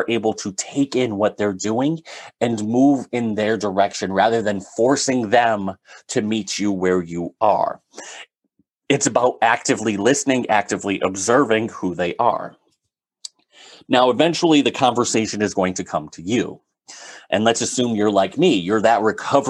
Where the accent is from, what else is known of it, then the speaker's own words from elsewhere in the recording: Northeast, United States; I'm from the Northeast